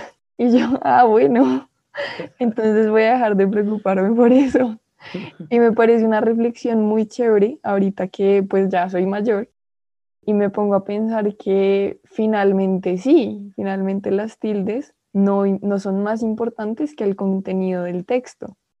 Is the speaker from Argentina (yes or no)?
no; Colombia; yo soy colombiana